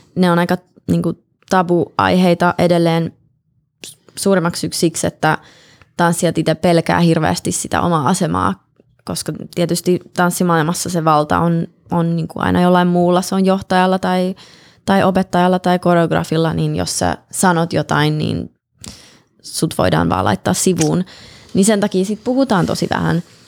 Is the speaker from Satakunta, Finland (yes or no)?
no; Helsinki, Uusimaa, Finland; moved away as an adult; also born or lived in Colorado, United States / Russia; now in Los Angeles, United States; mä oon syntynyt niin. Helsingissä, joo. Mun äiti kävi synnyttämässä mut Suomessa ja sitten tuli tänne